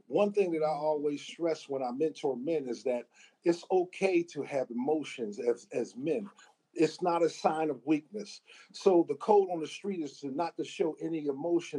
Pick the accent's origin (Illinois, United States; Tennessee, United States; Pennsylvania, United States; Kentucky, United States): Pennsylvania, United States; Pittsburgh; growing up in Pittsburgh